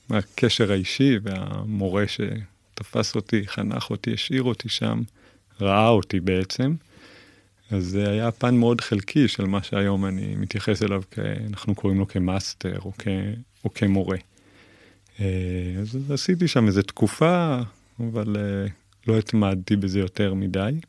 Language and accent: Hebrew; Kabri, Northern District, Israel; אני היום בן 40, אה, יליד קיבוץ כברי